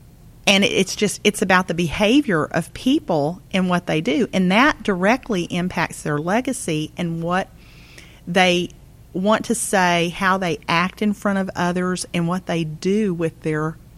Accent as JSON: {"language": "English", "region": "Texas", "country": "United States", "said": "I'm from Texas. I have on occasion."}